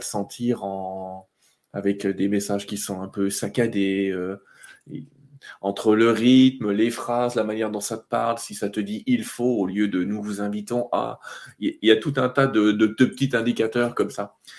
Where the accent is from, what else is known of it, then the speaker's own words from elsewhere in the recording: Vosges, Grand Est, France; je suis né dans les Vosges